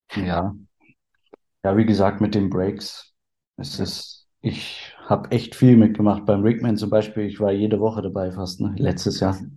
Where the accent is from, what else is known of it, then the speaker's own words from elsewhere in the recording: Berlin, Germany; Bin gebürtig aus Berlin